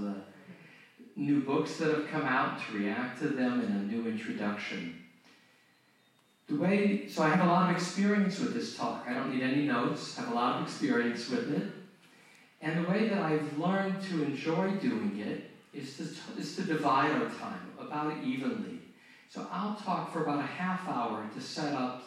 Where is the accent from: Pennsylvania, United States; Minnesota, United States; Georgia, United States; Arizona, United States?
Arizona, United States; Phoenix; moved away; also born or lived in Tustin, California; my hometown. I was born in Phoenix